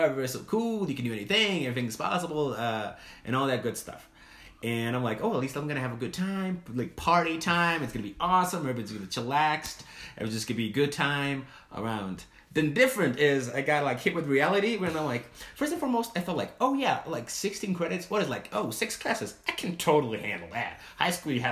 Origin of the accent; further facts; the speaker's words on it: Portugal; moved away as an adult; also born or lived in Provo, Utah / Salt Lake City, Utah; now in United States; I'm from Portugal.